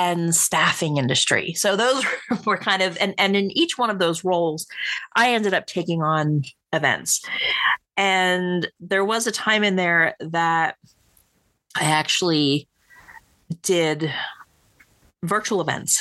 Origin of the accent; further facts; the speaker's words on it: Willingboro, New Jersey, United States; moved away as an adult; also born or lived in Hamilton, New Jersey; now in Montana, United States; I was born and raised in South Jersey